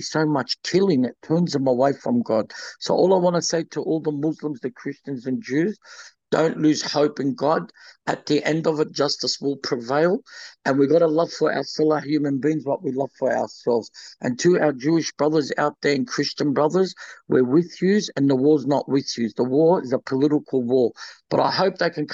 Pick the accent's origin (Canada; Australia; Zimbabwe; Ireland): Australia; also born or lived in Lebanon; I'm an Australian and I feel for my Australian people over there